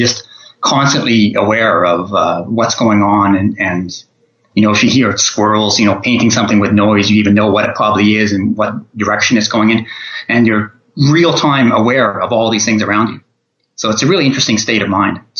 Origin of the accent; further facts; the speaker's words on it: Canada; also born or lived in all over Canada; Well, I'm from Canada originally, but from all over Canada, since I was always traveling around when I was younger.